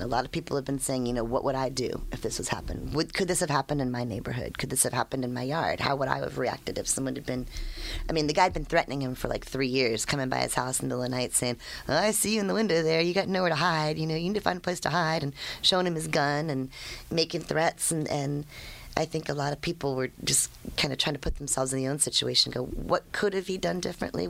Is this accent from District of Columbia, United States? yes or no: yes; D.C., District of Columbia, United States; I grew up outside of Washington, D.C.